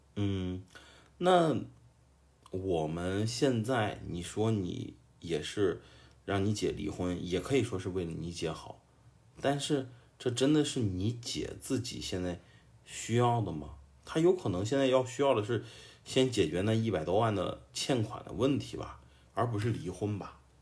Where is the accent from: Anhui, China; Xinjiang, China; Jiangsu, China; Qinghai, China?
Jiangsu, China; Xuzhou; 我出生在一个小小城市，江苏徐州，但是我都不是徐州市的人。 我是周边的一个矿区长大的一个小孩儿